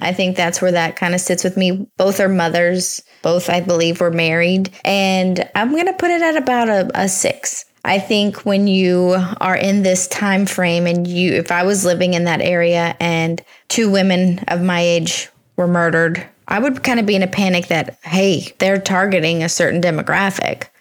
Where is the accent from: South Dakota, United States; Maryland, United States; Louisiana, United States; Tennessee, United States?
Louisiana, United States; just north of Alexandria; I grew up on the Red River, just north of Alexandria.